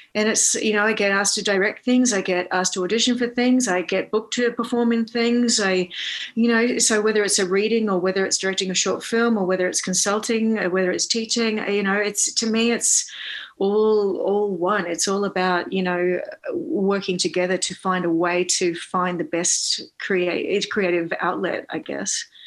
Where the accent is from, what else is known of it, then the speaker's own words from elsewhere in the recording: Australia; moved away as an adult; now in New York, United States; I am an Aussie based in uh, New York um, because I moved here to fulfill my um, Broadway dreams after um, being an actor and performer in Australia for a very long time.